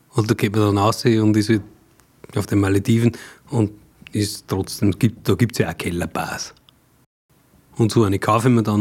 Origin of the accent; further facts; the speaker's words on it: Mühlviertel, Upper Austria, Austria; ich bin geboren im Müllviertel, mhm. so wie du auch. Ja. Allerdings nur viel weiter oben, also da wo es wirklich schon Richtung tschechische, bayerische Grenze geht. Äh, Rohrbach